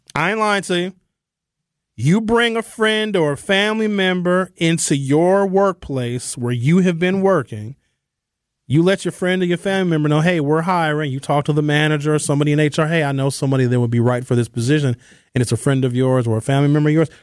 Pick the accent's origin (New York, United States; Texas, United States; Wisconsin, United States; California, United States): Wisconsin, United States; Brown Deer; growing up in Brown Deer and having my family live on the North Side